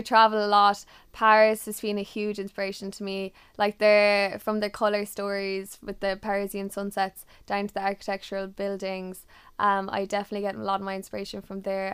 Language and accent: English; Ireland; being Irish